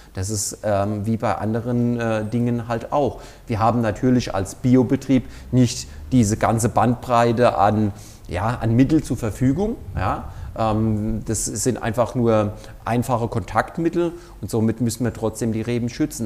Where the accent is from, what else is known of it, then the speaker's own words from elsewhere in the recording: Mainz, Rhineland-Palatinate, Germany; moved away as an adult; now in Kirchheim, Germany; ich bin ja kein gebürtiger Pfälzer, so wie man es vielleicht auch in meiner Aussprache schon hört. Ich komme in der Nähe von Mainz, besser gesagt, ich bin genau in Mainz geboren, äh, bin aber auf einem Weingut groß geworden